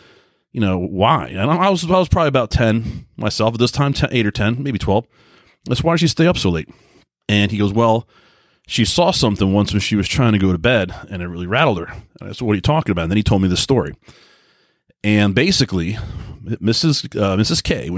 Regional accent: Long Island, New York, United States; especially where I grew up in Long Island, New York, everybody kind of worked 9 to 5.

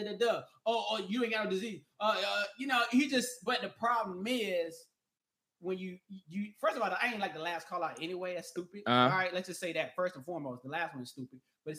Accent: North Carolina, United States; I'm from North Carolina.

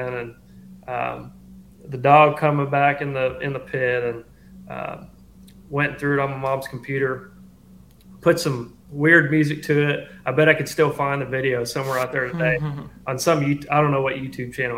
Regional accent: Nashville, Tennessee, United States; now in Dexter, Missouri, United States; I grew up in Nashville, Tennessee

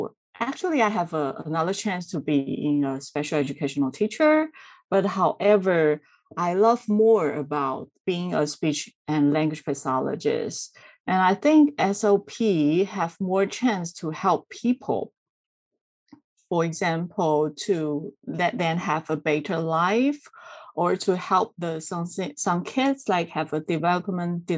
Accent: Taiwan; I'm from Taiwan.

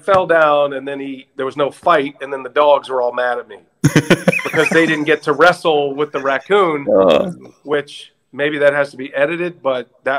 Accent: Texas, United States; moved away as an adult; now in Wisconsin, United States; Yeah, I grew up in Texas, unfortunately.

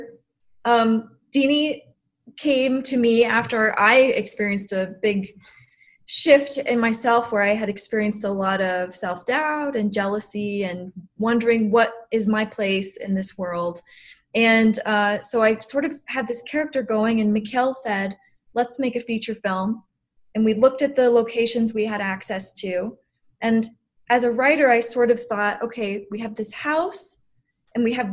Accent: Colorado, United States; I grew up in Colorado

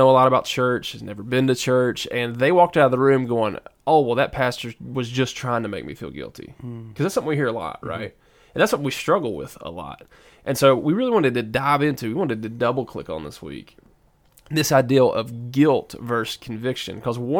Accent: the South, United States; accent: southern; I don't know if I can say wallow correctly because I'm from the South, so it's like waller in your guilt.

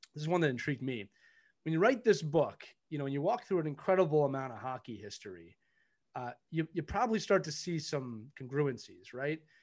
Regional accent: Philadelphia, Pennsylvania, United States; I'm born and raised in Philadelphia

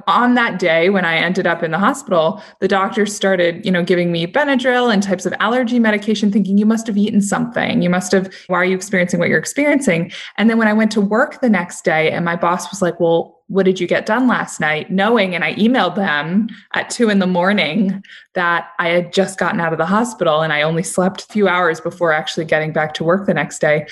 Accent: New York City, New York, United States; I'm from New York City

